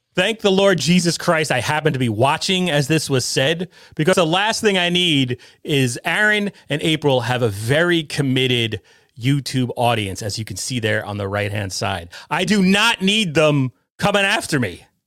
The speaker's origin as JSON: {"language": "English", "region": "Connecticut", "country": "United States", "said": "I'm from Connecticut. I live in Connecticut"}